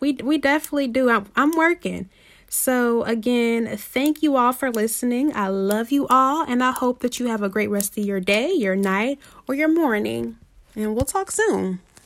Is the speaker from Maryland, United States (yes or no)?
no; Indianapolis, Indiana, United States; I am from Indianapolis